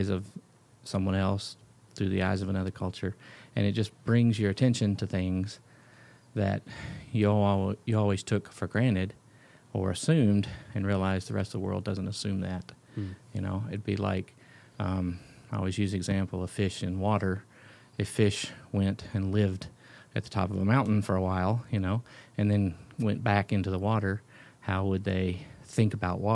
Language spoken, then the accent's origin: English; the South, United States; moved away as an adult; now in Ethiopia; growing up in the South in church life